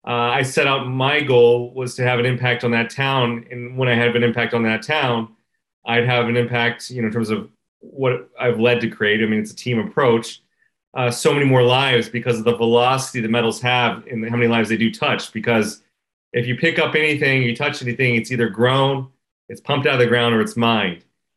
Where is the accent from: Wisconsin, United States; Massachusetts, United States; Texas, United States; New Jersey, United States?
Texas, United States; moved away as an adult; now in Vancouver, Canada; So I'm born and raised in the United States and out of Texas.